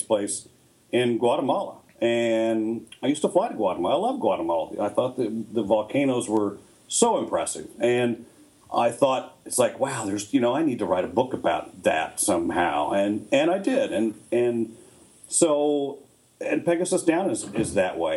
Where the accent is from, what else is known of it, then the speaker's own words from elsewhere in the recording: Midwest, United States; I grew up in the Midwest